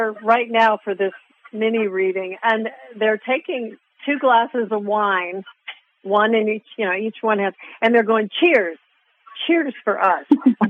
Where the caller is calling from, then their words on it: Arizona, United States; I'm from Arizona. I'm calling from Arizona.